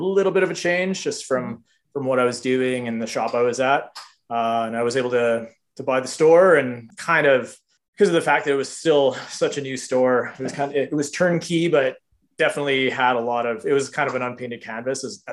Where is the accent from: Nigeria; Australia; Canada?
Canada; Manitoba; now in Kimberley, Canada; I grew up in Manitoba